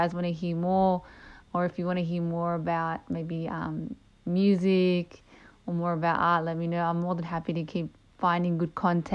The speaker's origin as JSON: {"language": "English", "country": "Australia", "tie": "born or raised there", "also_born_or_lived": "Chile (ancestry)", "said": "My parents are Chilean. My brother's a Chilean. I was born here in Australia"}